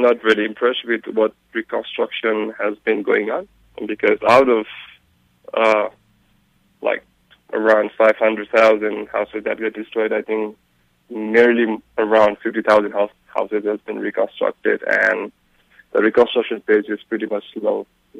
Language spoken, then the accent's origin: English; Chaprabensi, Bagmati, Nepal; And as I come from Chaprabensi, the Langtang region